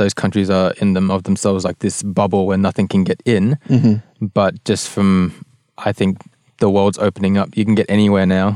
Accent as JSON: {"language": "English", "town": "Melbourne", "region": "Victoria", "country": "Australia", "tie": "born or raised there", "said": "in Australia, like growing up in Melbourne"}